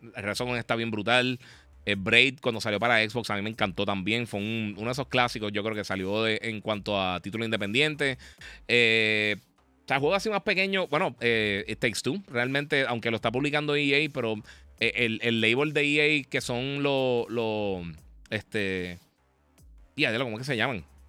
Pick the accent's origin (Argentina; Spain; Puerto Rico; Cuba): Puerto Rico; como somos Puerto Rico